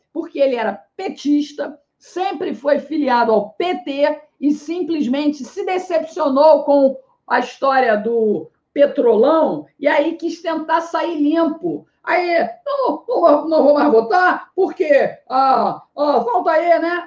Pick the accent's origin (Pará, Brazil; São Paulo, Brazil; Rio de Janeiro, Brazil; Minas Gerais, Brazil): Rio de Janeiro, Brazil; also born or lived in Ceará; now in Fortaleza, Brazil; é do Rio de Janeiro, que é a minha cidade natal